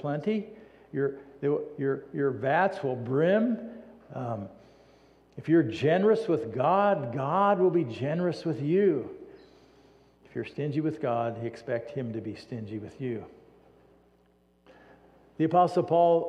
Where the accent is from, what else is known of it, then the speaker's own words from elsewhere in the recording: United States; We as American Christians